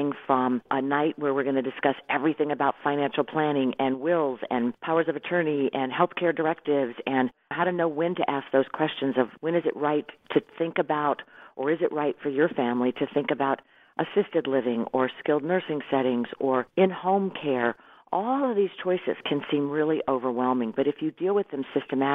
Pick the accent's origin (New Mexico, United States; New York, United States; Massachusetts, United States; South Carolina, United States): South Carolina, United States; Irmo; I grew up in Irmo living in Whitehall